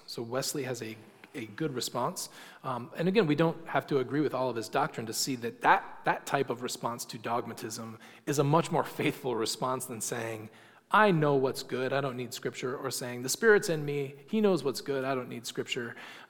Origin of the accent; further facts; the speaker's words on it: England, United Kingdom; because we're English and we don't use gendered language.